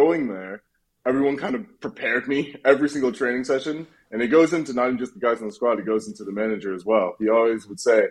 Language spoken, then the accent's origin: English; United States; moved away as an adult; now in Birmingham, United Kingdom; growing up in the States